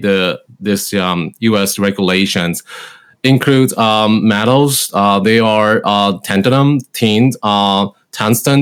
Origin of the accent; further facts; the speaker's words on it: Taiwan; moved away as an adult; now in Cleveland, United States; I was originally from Taiwan